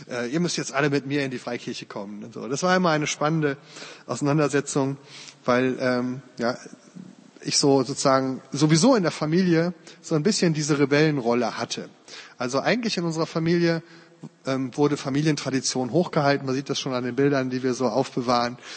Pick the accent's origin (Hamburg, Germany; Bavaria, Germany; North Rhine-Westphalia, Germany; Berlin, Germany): North Rhine-Westphalia, Germany; Uerdingen; im Jahr 85 hat meine Heimatstadt Bayer-Irdingen 05 den DFB-Pokal gewonnen.